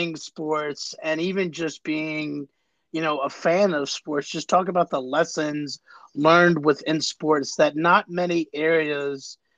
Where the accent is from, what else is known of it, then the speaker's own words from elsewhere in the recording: Jacksonville, Florida, United States; moved away; I grew up there and, spent my childhood years down there